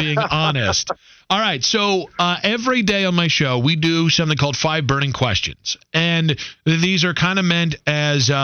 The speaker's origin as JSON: {"language": "English", "region": "Ohio", "country": "United States", "tie": "born or raised there", "said": "I was born in Ohio."}